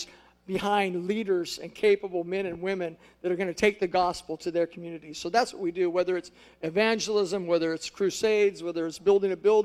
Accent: United States; moved away as an adult; now in Angola; I'm fresh off the boat from America

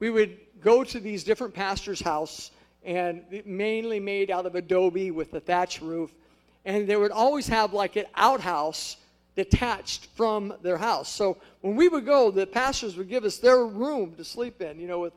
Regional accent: United States; moved away as an adult; now in Angola; I'm fresh off the boat from America

